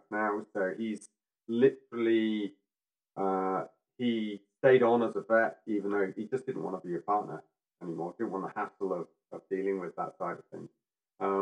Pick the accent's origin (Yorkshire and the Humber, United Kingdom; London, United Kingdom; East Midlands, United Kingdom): Yorkshire and the Humber, United Kingdom; I'm from Yorkshire